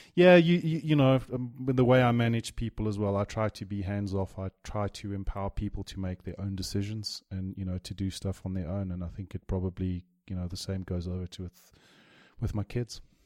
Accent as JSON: {"language": "English", "town": "Johannesburg", "region": "Gauteng", "country": "South Africa", "tie": "born or raised there", "also_born_or_lived": "Durban / Europe / Dubai", "said": "I moved to Jo'burg"}